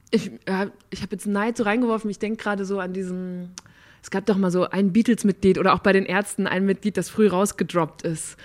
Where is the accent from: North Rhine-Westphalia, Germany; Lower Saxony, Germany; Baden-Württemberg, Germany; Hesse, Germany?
North Rhine-Westphalia, Germany; Borken; moved away; Ich bin auch in einer Kleinstadt aufgewachsen in Nordrhein-Westfalen